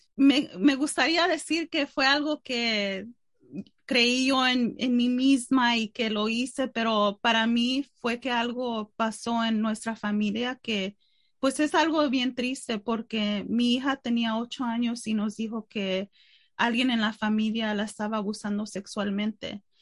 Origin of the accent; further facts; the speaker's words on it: Mexico; yo soy mexicana